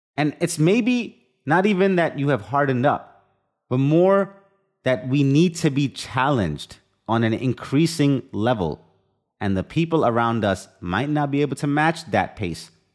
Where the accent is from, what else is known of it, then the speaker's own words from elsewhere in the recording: India; moved away; I've experienced the full extended family under one roof, growing up in India